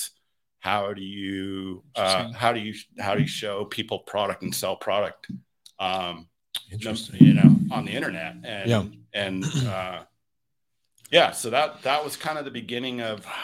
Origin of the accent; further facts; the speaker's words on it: near Lake Placid, New York, United States; I grew up in a tiny mountain town in northeastern New York, near Lake Placid, New York